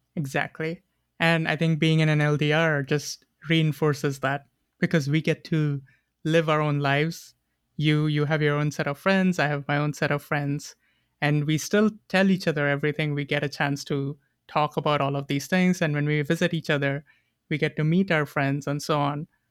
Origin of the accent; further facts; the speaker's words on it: India; moved away as an adult; also born or lived in New York / Boston; now in Montreal, Canada; I am from India. I grew up there and I left five years ago to pursue my master's.